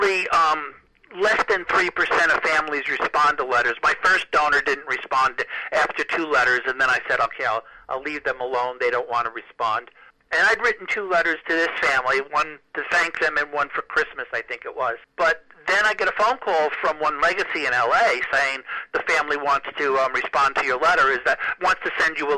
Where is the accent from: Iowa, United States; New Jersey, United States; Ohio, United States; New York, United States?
New York, United States; I was from New York